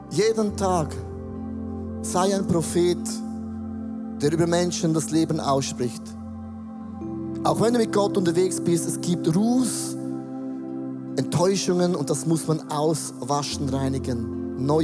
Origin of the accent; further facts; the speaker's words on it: Switzerland; ich als Schweizer